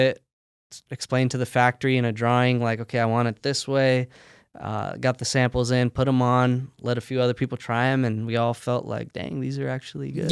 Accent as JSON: {"language": "English", "country": "United States", "tie": "born or raised there", "said": "I was born and raised here in the States"}